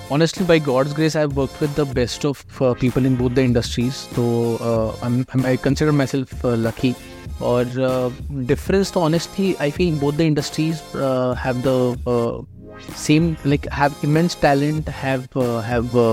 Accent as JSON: {"language": "Hindi", "town": "Nagpur", "region": "Maharashtra", "country": "India", "tie": "born or raised there", "also_born_or_lived": "Pune", "moved": "as an adult", "lives_now": "Mumbai, India", "said": "मैं नागपुर से हूँ uh, सारा चाइल्डहुड मेरा I like I was up in Nagpur"}